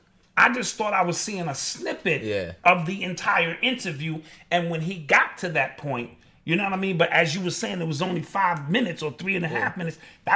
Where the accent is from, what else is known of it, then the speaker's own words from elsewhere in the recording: Haiti; I'm from Haiti. You from Haiti.